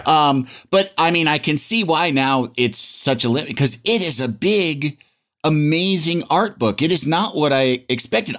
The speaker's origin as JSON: {"language": "English", "town": "Yorkville", "region": "Illinois", "country": "United States", "tie": "born or raised there", "moved": "yes", "said": "I was from Yorkville, Illinois, population, I don't know, like seventy-five hundred, I think, when I was there"}